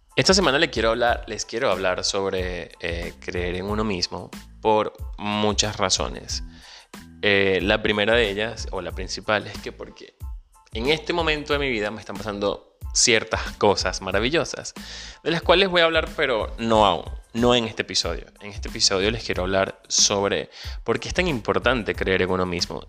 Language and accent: Spanish; Venezuela; moved away; soy venezolano emigrante